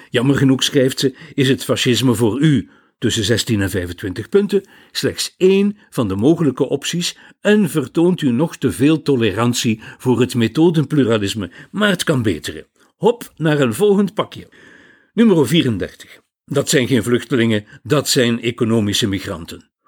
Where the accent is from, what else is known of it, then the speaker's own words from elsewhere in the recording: Flanders, Belgium; Bij ons in Vlaanderen